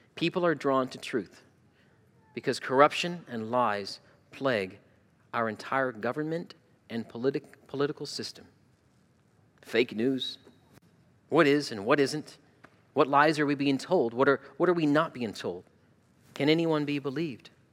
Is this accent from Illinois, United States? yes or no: no; Arizona, United States; moved away as an adult; also born or lived in Toledo, Ohio; now in Ohio, United States; I grew up in Arizona